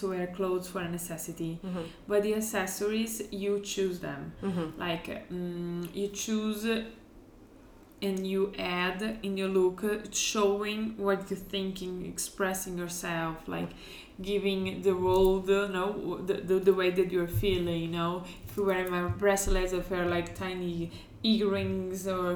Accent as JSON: {"language": "English", "town": "Porto Alegre", "region": "Rio Grande do Sul", "country": "Brazil", "tie": "born or raised there", "second_language": "English", "moved": "as an adult", "lives_now": "Milan, Italy", "said": "I'm Brazilian, so I was born in Brazil. I was still there like my whole childhood and until the age of 21"}